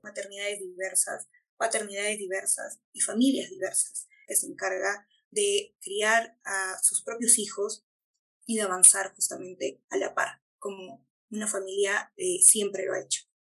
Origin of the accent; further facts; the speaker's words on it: Peru; todas las personas que somos peruanos, peruanas, peruanes